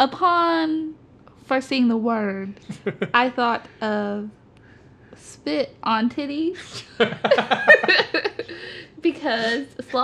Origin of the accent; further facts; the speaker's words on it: Texas, United States; I grew up in Texas, so.